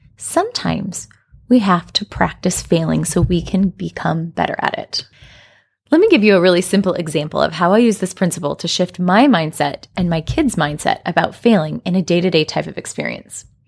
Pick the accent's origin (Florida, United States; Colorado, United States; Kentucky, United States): Colorado, United States; I grew up in Colorado in the United States